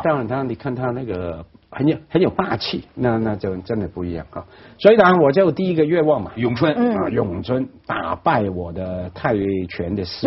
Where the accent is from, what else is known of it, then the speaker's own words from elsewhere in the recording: Hong Kong; 我在湾仔区长大